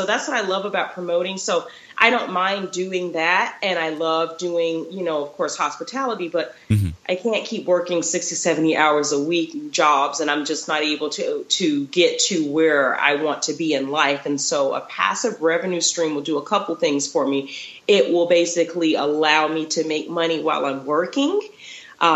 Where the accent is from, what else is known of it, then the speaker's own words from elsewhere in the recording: Florida, United States; also born or lived in Texas; now in Utah, United States; I'm originally from Florida, so majority of my career was there. And then I lived in Texas for a little bit, and now I'm in Utah.